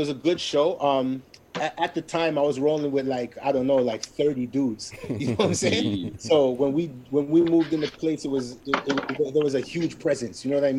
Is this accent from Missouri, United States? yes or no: yes; St. Louis, Missouri, United States; We're all from Falstaff, you know what I mean?